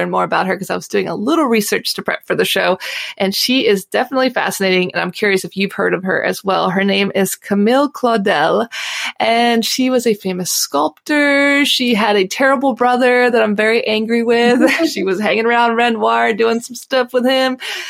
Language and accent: English; United States; now in Paris, France; I'm an American girl who chased her creative dreams all the way to Paris, France